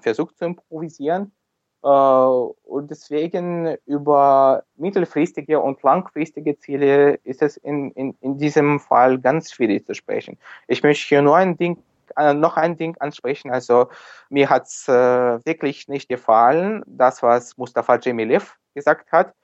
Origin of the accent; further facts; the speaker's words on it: Sevastopol, Crimea, Ukraine; German is a second language; ich komme selbst aus Sevastopol, ich mhm. komme aus der Krim, bin hier geboren schon in der Ukraine.